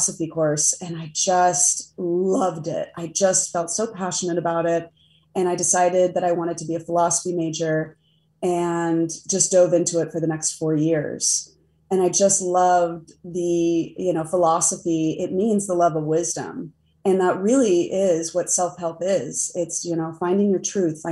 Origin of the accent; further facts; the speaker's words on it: Del Mar, California, United States; now in Pittsburgh, United States; But I grew up in San Diego in a little beach town called Del Mar